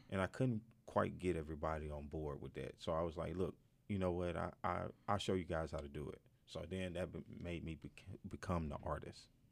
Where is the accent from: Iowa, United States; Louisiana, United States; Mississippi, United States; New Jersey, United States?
Mississippi, United States; moved away as an adult; now in Northwest Arkansas, United States; I'm from Mississippi